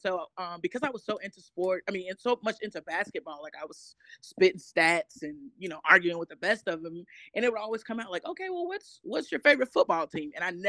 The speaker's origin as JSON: {"language": "English", "town": "Charlotte", "region": "North Carolina", "country": "United States", "tie": "born or raised there", "also_born_or_lived": "Washington, D.C.", "said": "I'm originally from Charlotte, North Carolina. Well, I wasn't born here, but I've been here so long."}